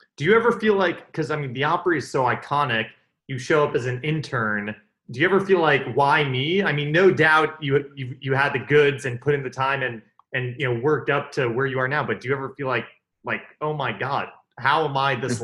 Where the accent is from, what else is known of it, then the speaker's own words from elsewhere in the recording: New York City, New York, United States; Like I grew up in New York, basically New York City.